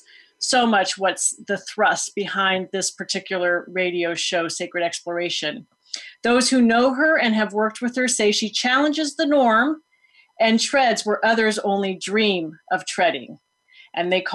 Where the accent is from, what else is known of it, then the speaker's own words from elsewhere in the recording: Foster City, California, United States; I am speaking to you today from my parents' home where I grew up in Foster City